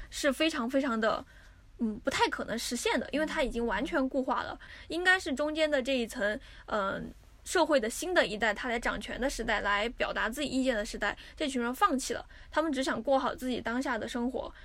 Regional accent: Sichuan, China; also born or lived in Shanghai; now in Tokyo, Japan; 要我们四川人到上海

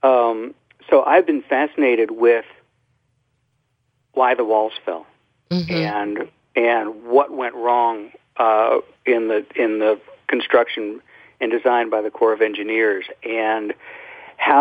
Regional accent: Gulf Coast, United States; I grew up on the Gulf Coast. I grew up with hurricanes

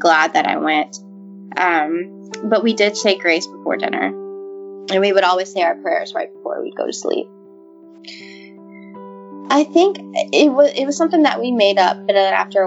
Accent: Walker, Louisiana, United States; also born or lived in Baton Rouge, Louisiana; I was born in Louisiana, in Baton Rouge, and then when I was 3, we moved out to Walker. And at that time, it was pretty much country. I grew up on 8 acres of land

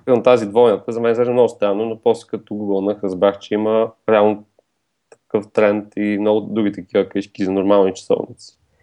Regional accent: Bulgaria; сме българи

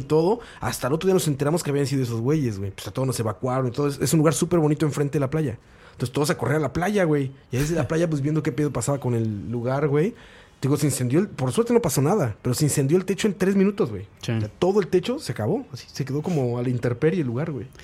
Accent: Mexico; a mí como mexicano

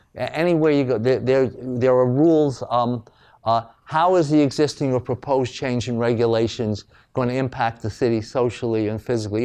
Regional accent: New York City, New York, United States; I'm from New York.

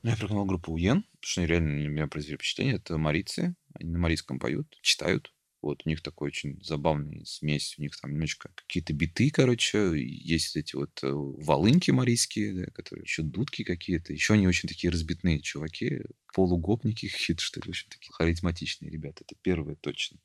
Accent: Tatarstan, Russia; я татарин

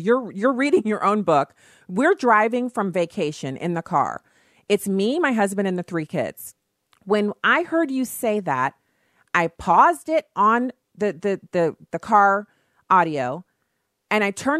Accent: United States; I didn't immigrate here. I'm descended from slaves on one side and on the other side, freed blacks. So I don't have any history in Africa in my generational line. It starts on the docks in Charleston, and I'm an American.

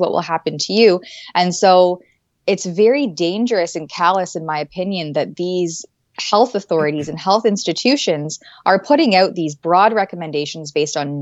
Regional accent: Canada; as a Canadian

